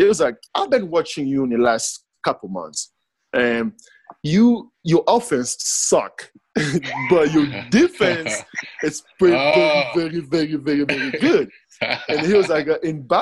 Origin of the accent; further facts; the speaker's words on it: DR Congo; moved away; I was born in the Congo